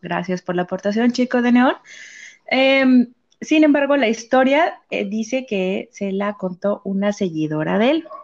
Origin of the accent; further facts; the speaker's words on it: San Luis Potosí, Mexico; de aquí, de donde yo soy, o sea, si soy de San Luis, pero no de la capital